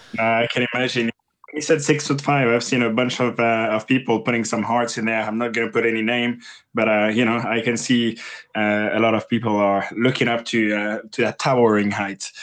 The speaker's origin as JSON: {"language": "English", "country": "France", "second_language": "English", "moved": "as an adult", "lives_now": "United Kingdom", "said": "I am French and I moved to the U K in two thousand and eight and I didn't speak English at the time"}